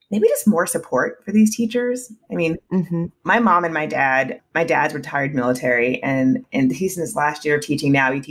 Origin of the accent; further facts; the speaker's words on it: South Carolina, United States; also born or lived in Germany; I was born in Germany and I've lived uh, in quite a few states, but my parents are in South Carolina. So that's where I went to high